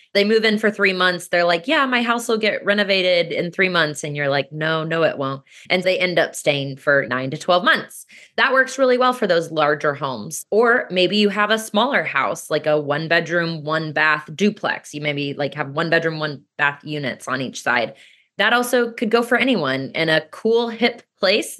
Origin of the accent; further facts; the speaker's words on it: Kansas City, United States; also born or lived in New Zealand; now in Omaha, United States; I grew up in Kansas City.